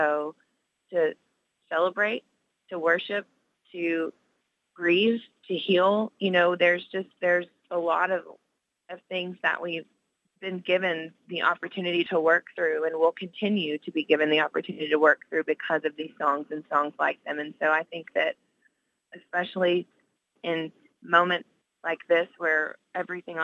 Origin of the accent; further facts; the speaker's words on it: Nashville, Tennessee, United States; I grew up in Nashville and listening to Christian radio